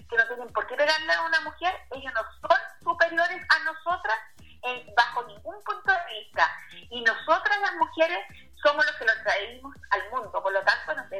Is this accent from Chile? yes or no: yes; Huentelauquén Norte, Coquimbo, Chile; provengo de Huentelauquén Norte, de la comuna de Canela.